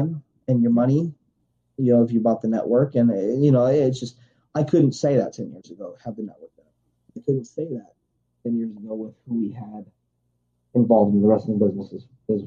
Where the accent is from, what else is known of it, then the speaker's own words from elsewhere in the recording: United States; blue-collar American in this country